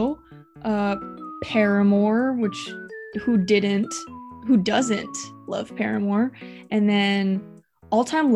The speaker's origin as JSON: {"language": "English", "town": "Long Beach", "region": "California", "country": "United States", "tie": "born or raised there", "said": "I'm born and raised in Long Beach"}